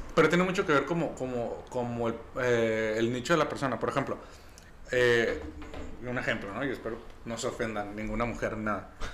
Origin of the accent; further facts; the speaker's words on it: Mexico; yo como mexicano